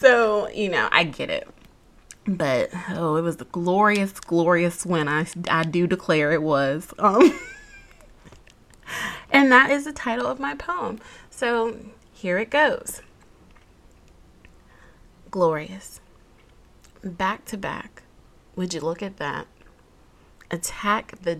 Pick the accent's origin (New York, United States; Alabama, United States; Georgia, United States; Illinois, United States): Georgia, United States; I was born and raised in the Peach State